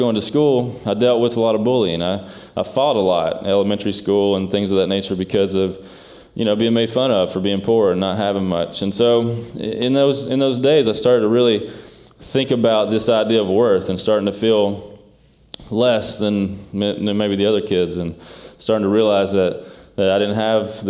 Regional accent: Eastern Kentucky, United States; moved away; I grew up in an area called Eastern Kentucky

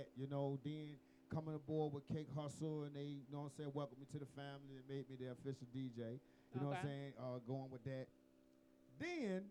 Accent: Atlanta, Georgia, United States; I'm from the East Side

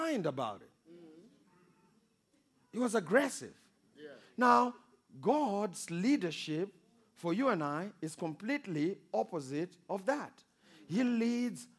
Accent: Kwekwe, Midlands, Zimbabwe; I was born in Zimbabwe, small country of Zimbabwe, in a small town called Kwekwe

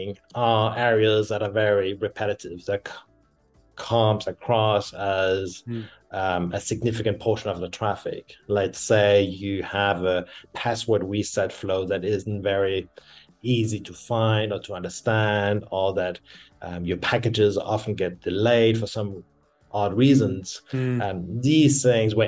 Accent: France; also born or lived in Denmark / Berlin, Germany; now in Cape Town, South Africa; I'm original from Denmark. I've grown up in France and lived many years in Germany, Berlin, and now I'm based in Cape Town, South Africa

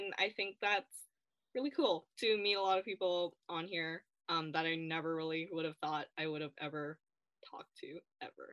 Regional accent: Vancouver, British Columbia, Canada; I am from Vancouver, so unfortunately I'm a homer

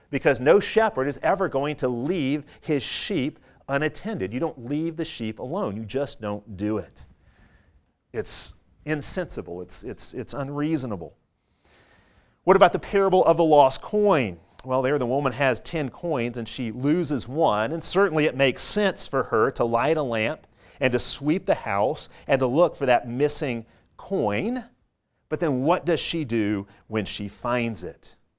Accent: Chicago, Illinois, United States; moved away; I grew up in Chicago

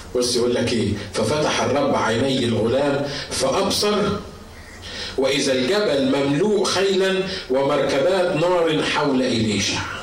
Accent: Egypt; عندنا في مصر

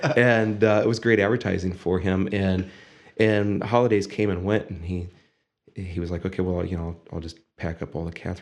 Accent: Findlay, Ohio, United States; moved away as an adult; also born or lived in Bowling Green, Ohio; now in Toledo, United States; Born and raised in Findlay

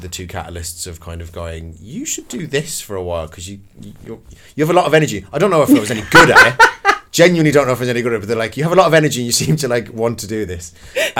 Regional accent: Dublin, Leinster, Ireland; also born or lived in Kildare; now in London, United Kingdom; I was born and raised in Dublin City. And then I moved to the countryside. I moved to a place called Kildare

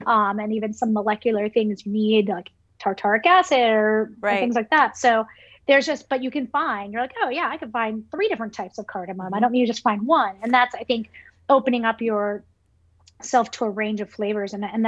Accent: New York City, New York, United States; I remember, some of my earliest memories was my mom walking us down Fifth Avenue in Brooklyn

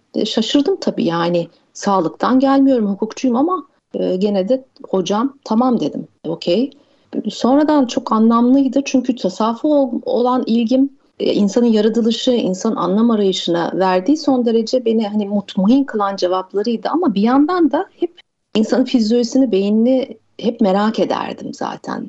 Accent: Mersin, Turkey; Mersin'de büyüdüm ben

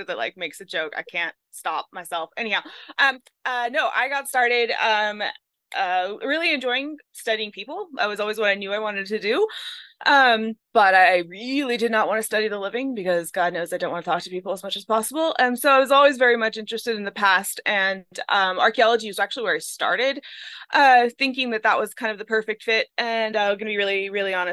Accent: California, United States; now in Montana, United States; I'm from California originally, and we didn't have winter. So I moved up here

